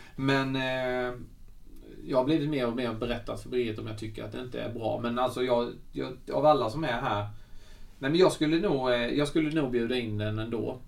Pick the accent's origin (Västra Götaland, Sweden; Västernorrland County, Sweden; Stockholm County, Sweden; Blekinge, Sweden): Blekinge, Sweden; Svängsta; som faktiskt kommer från Svängsta i Karlshamn där jag kommer ifrån